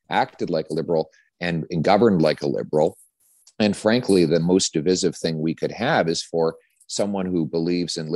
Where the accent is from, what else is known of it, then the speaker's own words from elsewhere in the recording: the West, Western Canada, Canada; now in Ottawa, Canada; I'm from the West